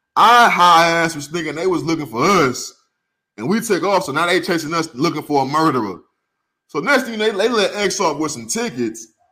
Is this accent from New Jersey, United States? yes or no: no; St. Louis, Missouri, United States; moved away as an adult; I moved from St. Louis two weeks after I graduated high school.